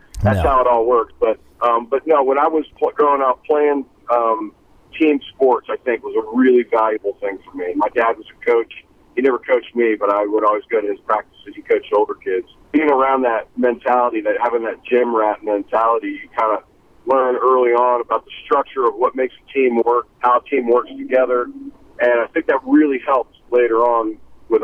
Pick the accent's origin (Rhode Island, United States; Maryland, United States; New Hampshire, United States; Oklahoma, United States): Maryland, United States; suburbs of Washington, D.C. in; moved away as an adult; now in South Carolina, United States; I'm from the suburbs of Washington, D.C. in Maryland, and then I moved to South Carolina in 1985, 89, in that area when I was at college.